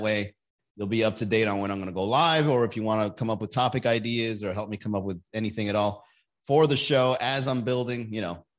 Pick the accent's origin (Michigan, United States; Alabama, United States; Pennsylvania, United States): Alabama, United States; I'm from Alabama and marijuana is still illegal.